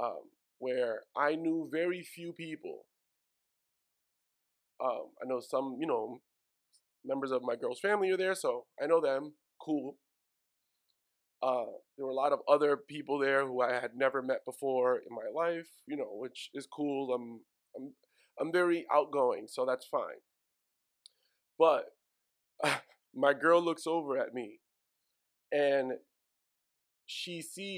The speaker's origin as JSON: {"language": "English", "town": "New York City", "region": "New York", "country": "United States", "said": "I'm from Woodside."}